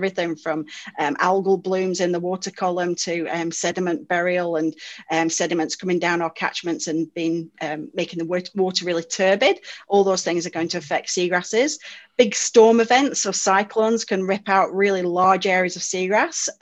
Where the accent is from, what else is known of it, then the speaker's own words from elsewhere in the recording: United Kingdom; moved away as an adult; now in Australia; it's difficult to tell from my accent, but I'm actually from the UK